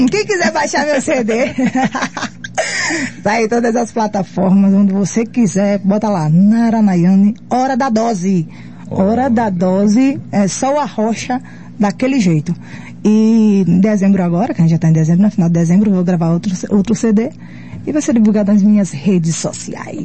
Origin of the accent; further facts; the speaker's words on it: Montanhas, Rio Grande do Norte, Brazil; moved away as an adult; also born or lived in Parnamirim, Rio Grande do Norte; eu sou nordestina, nato, Maravilha. Rio Grande do Norte, sou do interior chamado Montanhas, que fica pertinho de Natal, ali uns 80 km e tal, mas atualmente eu moro em Parnamirim porque eu morava em montanhas